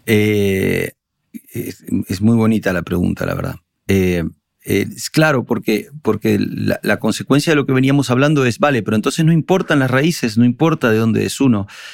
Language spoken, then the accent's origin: Spanish; Montevideo, Uruguay; accent: Uruguayan; moved away as an adult; now in Spain; Evidentemente yo nací en Uruguay, pero mi padre nació en Berlín y mi abuelo del otro lado nació en, Asturias, entonces, y mi hijo nació en Madrid, eh, ¿sabes? Entonces es como... Eh, y a la, vez, a la vez no puedo ser más uruguayo. Mira, Cristina, llevo 30 años, eh, llevo 27 años viviendo en España y todavía tengo acento uruguayo, toco la guitarra como un uruguayo, veo el mundo como un montevidean